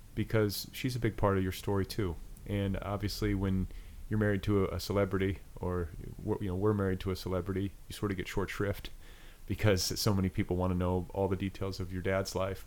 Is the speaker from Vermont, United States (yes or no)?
no; Indiana, United States; moved away; also born or lived in Colorado; I'm from Indiana.